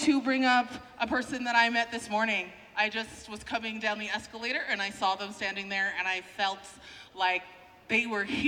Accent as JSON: {"language": "English", "town": "Calgary", "region": "Alberta", "country": "Canada", "said": "I'm from Calgary"}